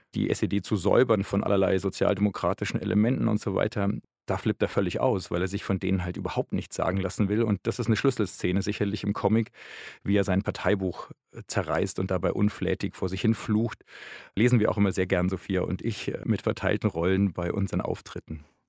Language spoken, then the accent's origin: German; West Germany, Germany; Ich bin halt in einem 68er Elternhaus aufgewachsen im Westen